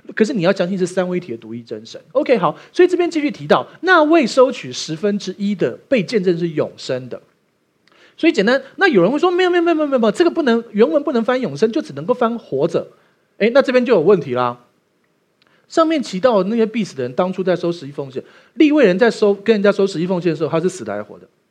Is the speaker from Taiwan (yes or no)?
yes; Taiwan; 我们台湾人有虚岁这个概念